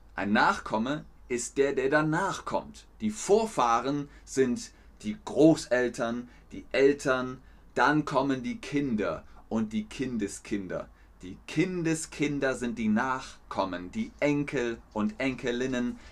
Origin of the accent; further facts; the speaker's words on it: Bavaria, Germany; also born or lived in Cologne; now in Hamburg, Germany; Ich bin in Bayern aufgewachsen